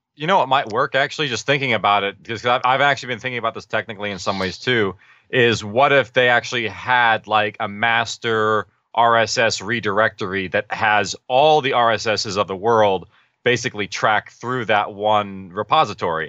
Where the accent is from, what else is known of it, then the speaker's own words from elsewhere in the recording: Orange County, California, United States; we're actually from Orange County area.